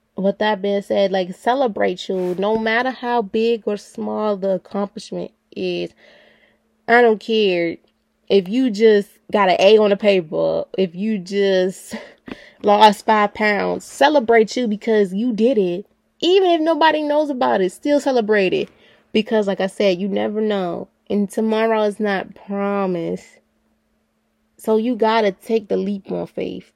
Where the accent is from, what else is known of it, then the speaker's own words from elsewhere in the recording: Baltimore, Maryland, United States; I'm from Baltimore City